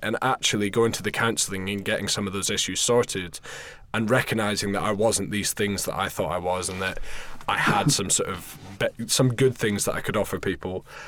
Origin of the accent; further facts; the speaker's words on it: Scotland, United Kingdom; moved away as an adult; also born or lived in London; I'm from Scotland originally, but I was working in London running a bar